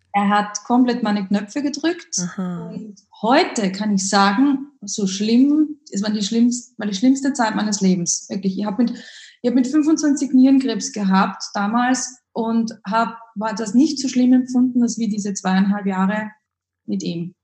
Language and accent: German; Upper Austria, Austria; Wie man vielleicht aus meinem Dialekt etwas hören kann, komme ich aus dem Süden, unterhalb von Deutschland, aus Österreich, aus Oberösterreich